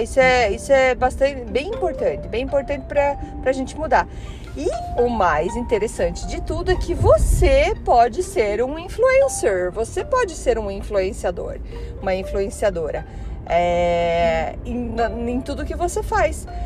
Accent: Curitiba, Paraná, Brazil; moved away as an adult; now in Canada; Eu sou curitibana, leite quente, para quem ainda não percebeu o meu sotaque

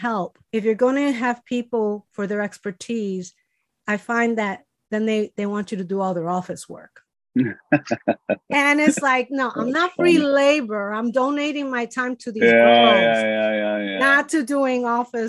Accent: Chicago, Illinois, United States; moved away; Chicago, and you know, my hometown

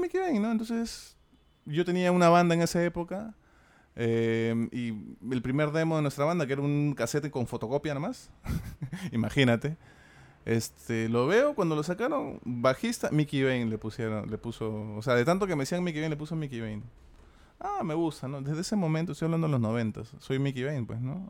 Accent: Lima, Peru; accent: Peruvian, Limeño; nuestro acento peruano que sí tenemos y limeño.

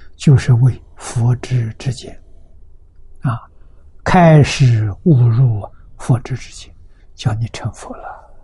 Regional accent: China; 我们中国人

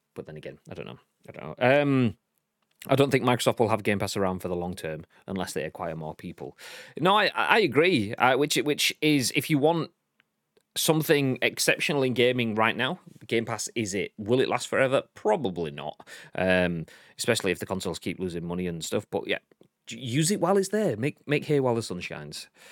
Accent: Yorkshire and the Humber, United Kingdom; I'm a Yorkshireman.

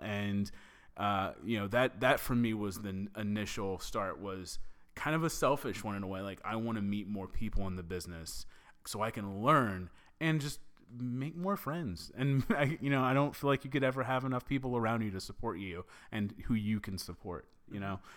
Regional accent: the South, United States; I'm from the South

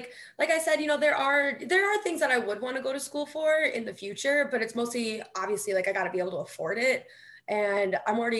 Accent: Kenosha, Wisconsin, United States; moved away as an adult; also born or lived in Milwaukee, Wisconsin; No, I'm originally from Kenosha. So Kenosha, Wisconsin, I was born and raised. And then I moved to Milwaukee about 8 years ago, 7 or 8 years ago. And then I stayed there for a little bit. And then I came up here.

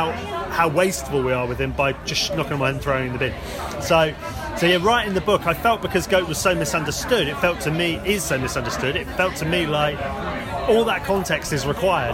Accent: Axminster, South West England, United Kingdom; moved away as an adult; also born or lived in London; I grew up in Devon. Me and my partner moved back to where I grew up

